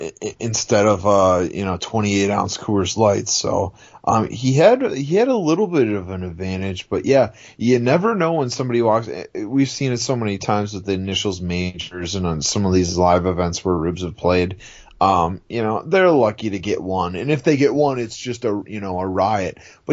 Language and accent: English; New Orleans, Louisiana, United States; I'm from New Orleans.